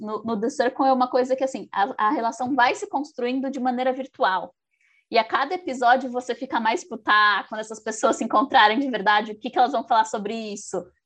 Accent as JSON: {"language": "Portuguese", "region": "São Paulo", "country": "Brazil", "said": "eu sou de São Paulo"}